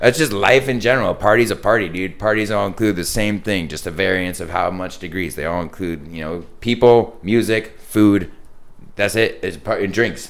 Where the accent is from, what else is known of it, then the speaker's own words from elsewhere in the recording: San Diego, California, United States; also born or lived in East Coast; I grew up in Carmel Valley